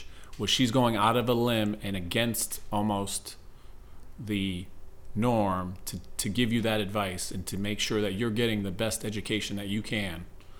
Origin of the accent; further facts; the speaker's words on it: Waterbury, Connecticut, United States; Yeah, again, I'm from Waterbury.